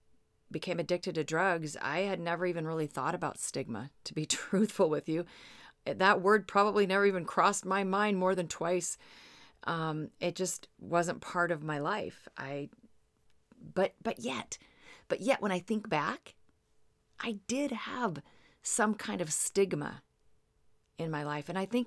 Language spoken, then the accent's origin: English; Seattle, Washington, United States; I'm from the Seattle area, and there was this neighborhood called the Highlands.